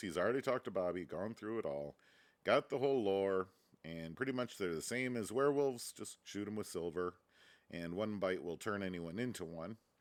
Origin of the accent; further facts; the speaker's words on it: Reedsburg, Wisconsin, United States; moved away; my hometown